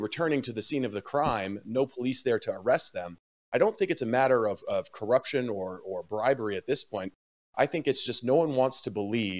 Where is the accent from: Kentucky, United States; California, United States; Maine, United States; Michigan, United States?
Maine, United States; Dexter; my hometown of Dexter